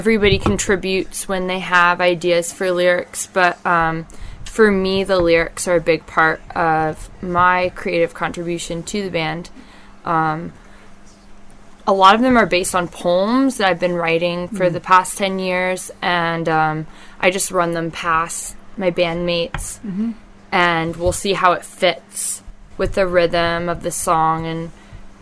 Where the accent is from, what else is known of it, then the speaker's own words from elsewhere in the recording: the North, United States; moved away; I'm from the North.